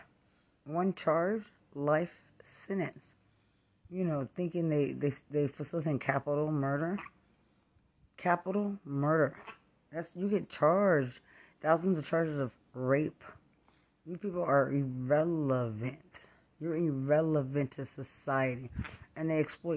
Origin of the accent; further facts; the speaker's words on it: Lubbock, Texas, United States; I'm from Lubbock